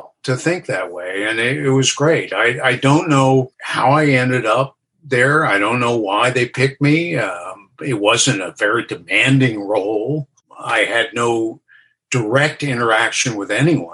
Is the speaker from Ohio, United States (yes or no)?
yes; Ohio, United States; I was raised in Ohio